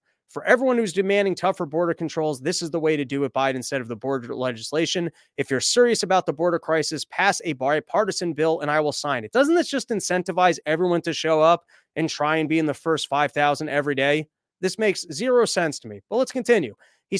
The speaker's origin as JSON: {"language": "English", "region": "Louisiana", "country": "United States", "tie": "born or raised there", "said": "That's nearly the population of my hometown in Louisiana."}